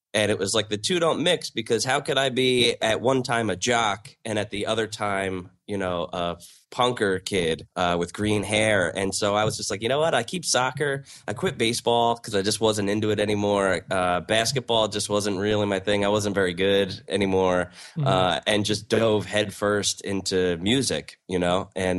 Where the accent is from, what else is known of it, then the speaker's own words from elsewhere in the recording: South Amboy, New Jersey, United States; Born and raised in South Amboy, New Jersey, which is a small town just outside of Staten Island. It's about a mile square.